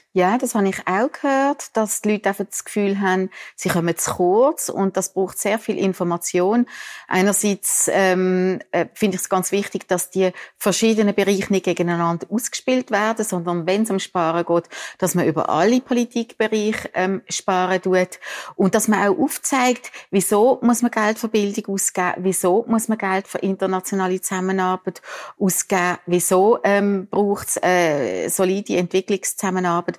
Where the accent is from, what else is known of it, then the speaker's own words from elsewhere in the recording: Biel-Benken, Basel-Landschaft, Switzerland; accent: Basler Dialekt; Ich komme aus Bilbengen, das ist Basel noch. Von dem her auch ja. mein ausgeprägter Basler Dialekt.